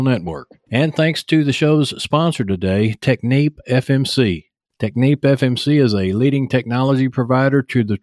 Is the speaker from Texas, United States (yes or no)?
yes; Texas, United States; accent: Texas; I've got my Texas accent